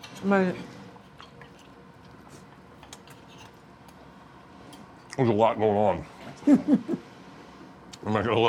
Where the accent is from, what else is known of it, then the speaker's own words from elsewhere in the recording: United States; I'm American